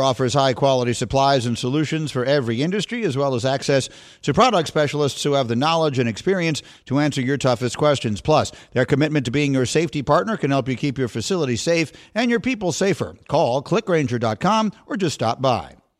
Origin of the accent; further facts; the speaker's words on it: New York, United States; I grew up in New York